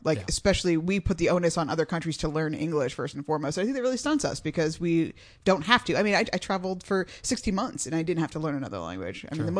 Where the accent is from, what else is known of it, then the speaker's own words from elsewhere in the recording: South Florida, United States; growing up in South Florida, since there's such a huge Cuban influence, we had Spanish as part of our elementary school curriculum.